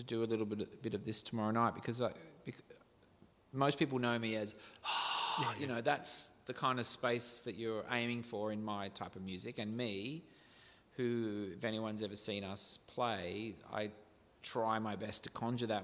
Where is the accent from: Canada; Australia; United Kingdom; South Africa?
Australia; Riverina, southern New South Wales; where I grew up in the Riverina, southern New South Wales, near the border of Victoria